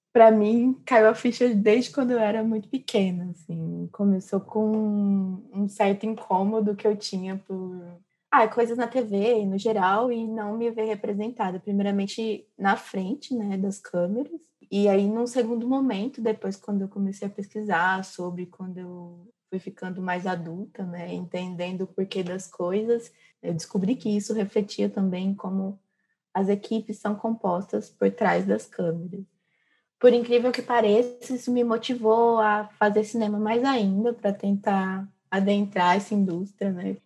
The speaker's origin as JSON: {"language": "Portuguese", "town": "Três Lagoas", "region": "Mato Grosso do Sul", "country": "Brazil", "moved": "as an adult", "lives_now": "São Carlos, Brazil", "said": "Eu sou do interior do Mato Grosso do Sul, Três Lagoas"}